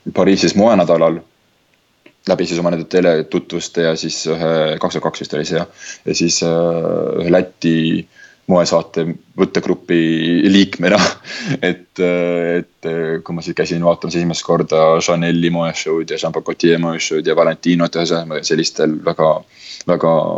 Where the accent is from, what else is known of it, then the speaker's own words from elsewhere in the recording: Tallinn, Harju County, Estonia; moved away as an adult; mina tulin sealt oma, oma Tallinnast